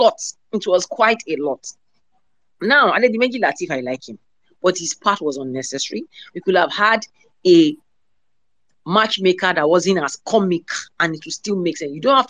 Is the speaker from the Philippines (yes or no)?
no; Nigeria; we are Nigerians.